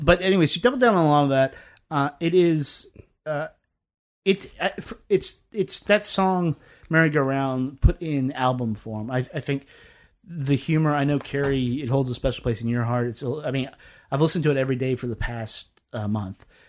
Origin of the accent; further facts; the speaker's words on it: the South, United States; I'm a Southerner